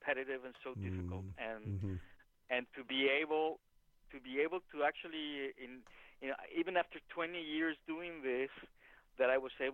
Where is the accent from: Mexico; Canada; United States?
Mexico; moved away; I am from Mexico